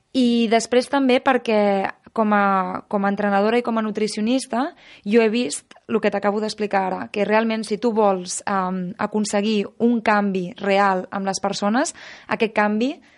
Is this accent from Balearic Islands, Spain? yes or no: yes; Menorca, Balearic Islands, Spain; jo sóc de Menorca, que sempre m'han tingut molt en contacte amb la natura